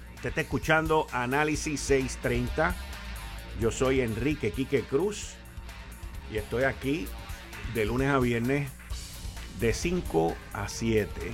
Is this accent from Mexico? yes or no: no; Puerto Rico; somos una colonia americana